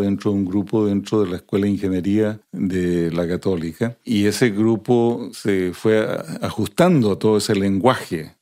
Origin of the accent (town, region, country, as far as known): Santiago, Santiago Metropolitan Region, Chile; born or raised there; also born or lived in Bolivia